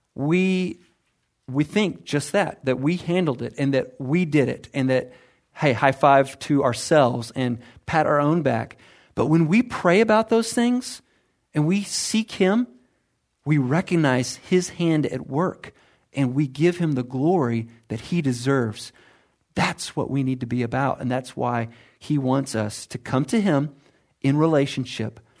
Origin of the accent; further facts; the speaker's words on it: United States; I'm American